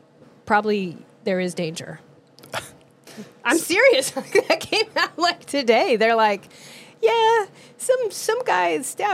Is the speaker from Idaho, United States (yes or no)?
yes; Moscow, Idaho, United States; my hometown in Moscow, Idaho.